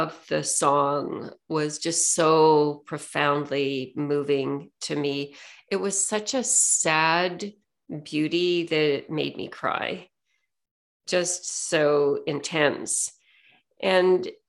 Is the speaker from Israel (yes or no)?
no; Saskatoon, Saskatchewan, Canada; I grew up in Saskatchewan in Western Canada, and at the time I grew up, about a third of the population in Saskatoon was Ukrainian